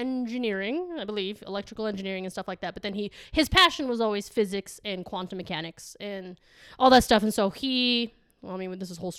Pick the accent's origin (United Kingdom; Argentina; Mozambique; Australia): Argentina; San Juan; born there; I was born in San Juan, Argentina. Argentina, San Juan.